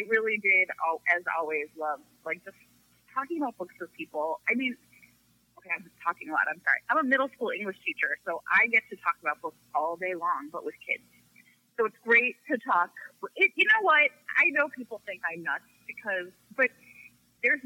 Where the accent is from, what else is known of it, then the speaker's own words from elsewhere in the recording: Chicago, Illinois, United States; I'm from Chicago